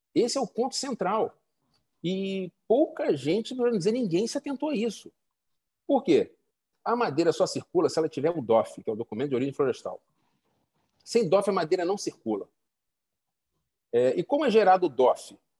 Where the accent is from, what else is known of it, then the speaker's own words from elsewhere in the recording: Rio de Janeiro, Brazil; moved away as an adult; also born or lived in Roraima / Maranhão; now in Amazonas, Brazil; Eu sou carioca, vim para a Amazônia tem 10 anos, trabalhei em Roraima, Maranhão, que fica na Amazônia Legal, e, aqui no, no, Amazonas agora